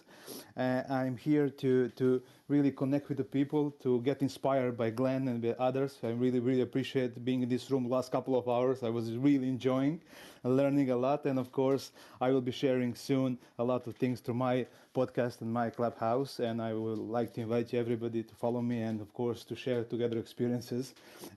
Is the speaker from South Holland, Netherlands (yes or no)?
yes; Rotterdam, South Holland, Netherlands; I'm from Rotterdam, Netherlands